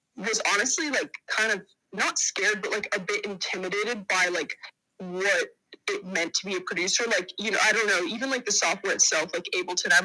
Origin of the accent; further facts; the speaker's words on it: Los Angeles, California, United States; I'm from Los Angeles, California